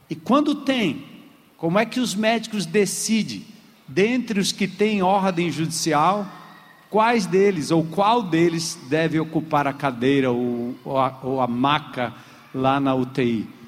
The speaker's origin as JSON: {"language": "Portuguese", "country": "Brazil", "said": "a gente, como brasileiro"}